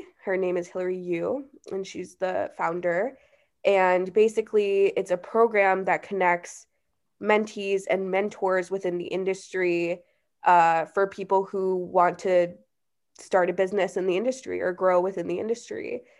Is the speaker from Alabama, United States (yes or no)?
no; Chicago, Illinois, United States; Yeah, I grew up in Chicago, born and raised, live in Chicago now, and I went to school in Southern Illinois, so